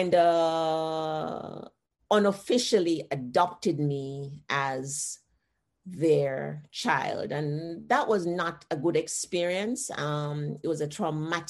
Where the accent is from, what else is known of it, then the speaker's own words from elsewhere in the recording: Jamaica; moved away as an adult; now in United States; Growing up in Jamaica